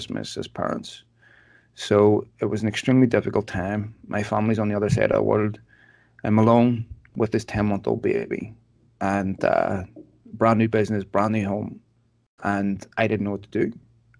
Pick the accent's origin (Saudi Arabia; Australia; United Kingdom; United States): United Kingdom; Belfast, Northern Ireland; I was born in Belfast in the 70s. I grew up there.